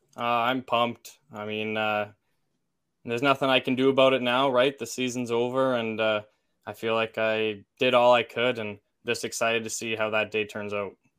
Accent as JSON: {"language": "English", "town": "Olds", "region": "Alberta", "country": "Canada", "tie": "born or raised there", "said": "I'm from Olds"}